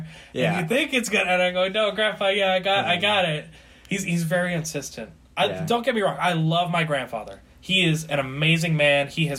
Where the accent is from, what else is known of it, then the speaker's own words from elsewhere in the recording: New Jersey, United States; we're Italian because we're from Jersey.